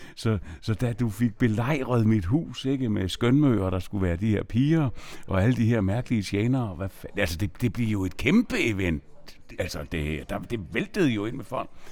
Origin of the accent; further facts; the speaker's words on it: Nyborg, Southern Denmark, Denmark; jeg er jo fra Nyborg